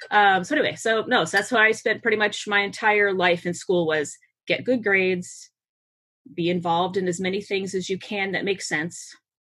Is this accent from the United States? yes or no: yes; Massachusetts, United States; born there; I was born in Massachusetts. My mother and my father's family are both immigrant families.